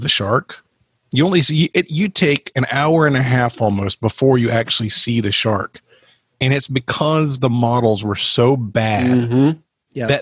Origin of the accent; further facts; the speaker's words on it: Jacksonville, Florida, United States; When I was growing up in Jacksonville